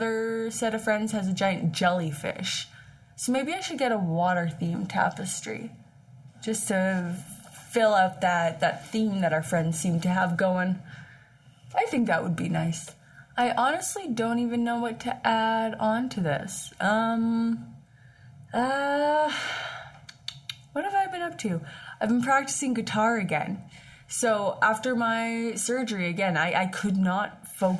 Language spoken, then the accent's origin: English; Saskatchewan, Canada; moved away as an adult; before I moved away from Saskatchewan for school